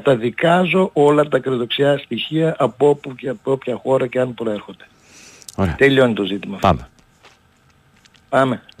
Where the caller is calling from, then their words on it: Germany; είμαι από Γερμανία.